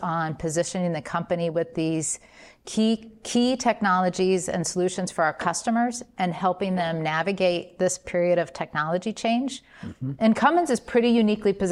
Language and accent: English; Columbus, Indiana, United States; Growing up in Columbus, Indiana